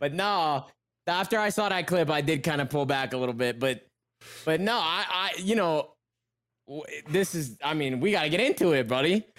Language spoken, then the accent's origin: English; Texas, United States